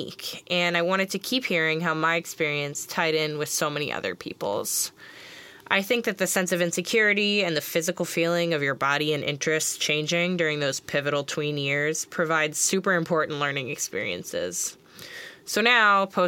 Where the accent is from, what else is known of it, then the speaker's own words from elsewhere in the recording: Long Island, New York, United States; growing up on Long Island, middle school